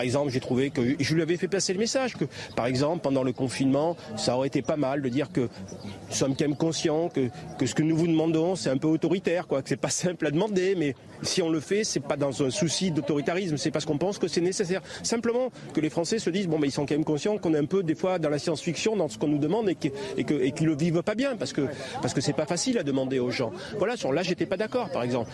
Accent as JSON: {"language": "French", "country": "France", "said": "je suis français"}